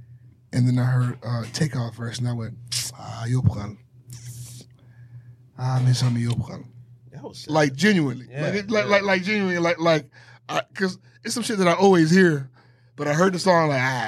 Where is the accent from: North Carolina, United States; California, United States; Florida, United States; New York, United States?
Florida, United States; Miami; This is my hometown.